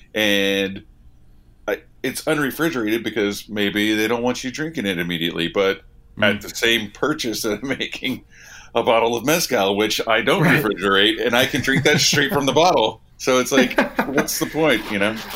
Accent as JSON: {"language": "English", "region": "Oklahoma", "country": "United States", "said": "I'm from Oklahoma"}